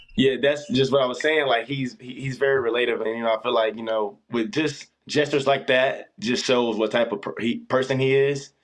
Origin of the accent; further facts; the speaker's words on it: Orlando, Florida, United States; also born or lived in Pullman, Washington; now in Tempe, United States; originally I'm from Orlando, Florida